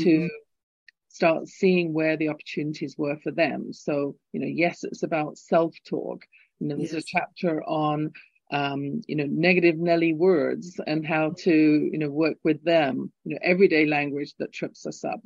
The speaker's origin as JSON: {"language": "English", "region": "England", "country": "United Kingdom", "accent": "English", "moved": "yes", "lives_now": "Calgary, Canada", "said": "my lilting English accent"}